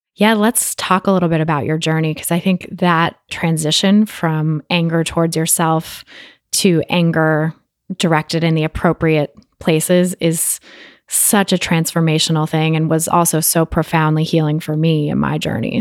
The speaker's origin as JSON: {"language": "English", "area": "Bay Area", "region": "California", "country": "United States", "tie": "born or raised there", "said": "my hometown of the Bay Area, California"}